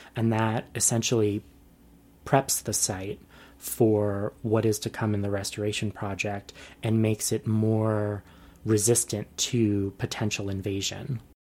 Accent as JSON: {"language": "English", "region": "New York", "country": "United States", "tie": "born or raised there", "moved": "as an adult", "said": "I was born and raised in New York"}